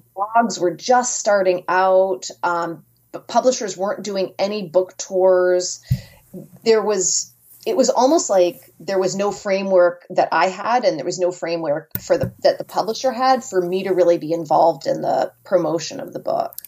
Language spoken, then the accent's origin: English; Merrimack, New Hampshire, United States; now in Rhode Island, United States; I grew up in Merrimack, New Hampshire